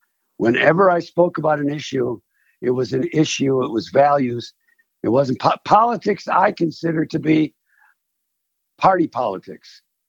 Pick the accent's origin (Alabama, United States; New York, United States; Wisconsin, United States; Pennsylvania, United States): Wisconsin, United States; Milwaukee; moved away as an adult; also born or lived in Cincinnati; now in Denver, United States; I grew up in Milwaukee, Wisconsin.